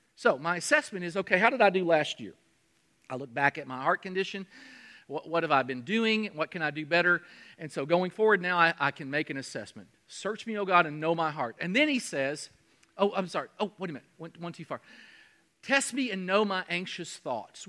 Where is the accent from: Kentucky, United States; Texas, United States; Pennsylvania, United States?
Kentucky, United States; I'm from Kentucky.